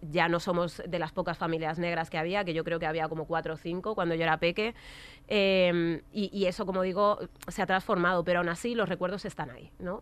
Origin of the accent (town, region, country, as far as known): Alcorcón, Community of Madrid, Spain; born or raised there